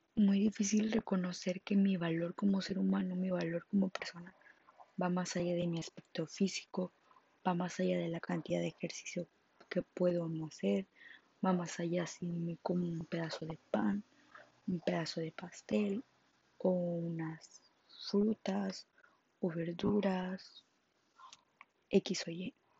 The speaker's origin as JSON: {"language": "Spanish", "town": "Monterrey", "region": "Nuevo León", "country": "Mexico", "said": "soy de Monterrey, Nuevo León"}